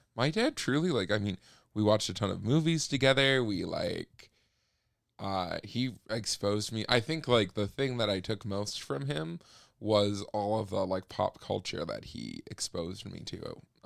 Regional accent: Minneapolis, Minnesota, United States; moved away; also born or lived in Ely, Minnesota; I grew up there and I grew up in Ely, Minnesota, which is, like, way up north

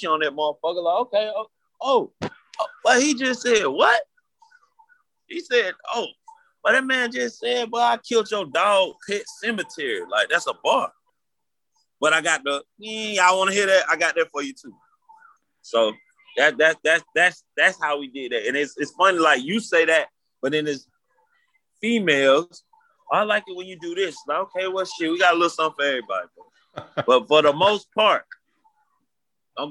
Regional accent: Atlanta, Georgia, United States; I'm from Atlanta

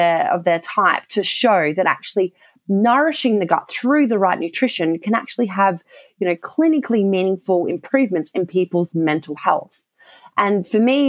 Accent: Australia; accent: Australian; moved away as an adult; now in United Kingdom; I did all of that background research in Australia, so you may have picked up by my accent, and moved over to the UK

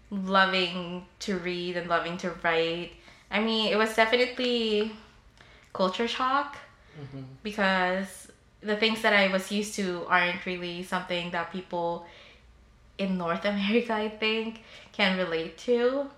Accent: Philippines; if you can't tell, I'm Filipino, and if you don't know the stereotype, Filipinos go to nursing.

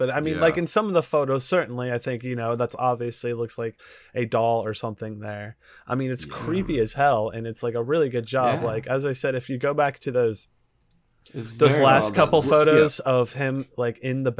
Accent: Brooklyn, New York, United States; Otherwise, hey, I'm from Brooklyn.

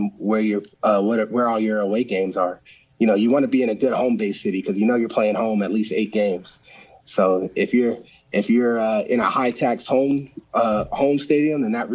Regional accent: Arizona, United States; I get to play home in my hometown.

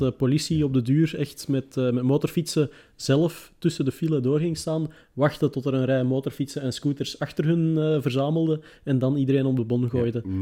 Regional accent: Antwerp, Flanders, Belgium; ik ben van Antwerpen

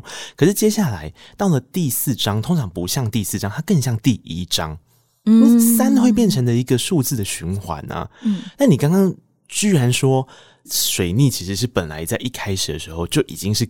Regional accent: Taiwan; first language Taiwanese Hokkien; Chinese is a second language; 我作为一个我母语是台语的人

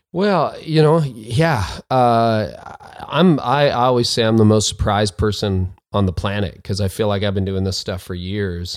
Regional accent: Canada; also born or lived in north of Toronto, Canada; I'm a Canadian

